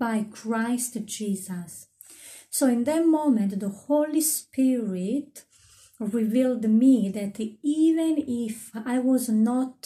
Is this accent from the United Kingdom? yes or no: no; Italy; moved away; I come from Italy.